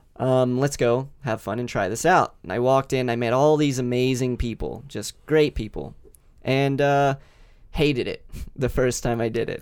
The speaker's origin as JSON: {"language": "English", "region": "Kentucky", "country": "United States", "tie": "born or raised there", "also_born_or_lived": "Las Vegas", "moved": "as an adult", "said": "I grew up in Kentucky"}